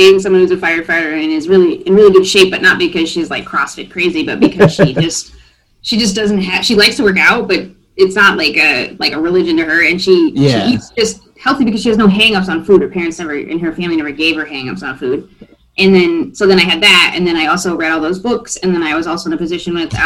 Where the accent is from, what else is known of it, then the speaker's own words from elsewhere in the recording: Iowa, United States; also born or lived in Germany; now in Michigan, United States; I'm from Iowa